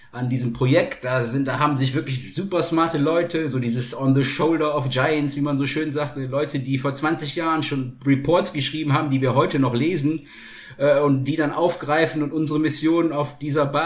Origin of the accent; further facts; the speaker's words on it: Rhineland, Germany; ich komme ursprünglich aus dem Rheinland und ich habe in, in, in Köln studiert.